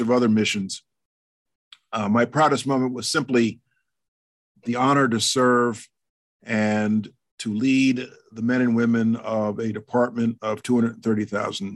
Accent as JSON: {"language": "English", "town": "New York City", "region": "New York", "country": "United States", "said": "As a New Yorker present in Manhattan on 9/11"}